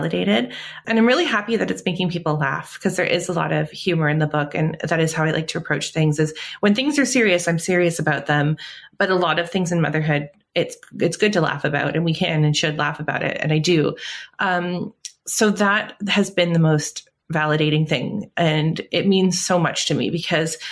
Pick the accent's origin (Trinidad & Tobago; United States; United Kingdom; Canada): Canada; I'm Canadian